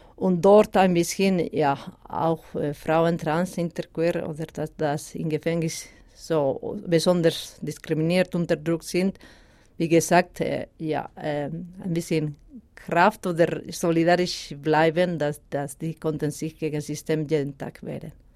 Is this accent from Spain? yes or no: yes; Basque Country, Spain; first language Basque; German is a second language; moved away as an adult; now in Switzerland; Baskisch, meine Muttersprache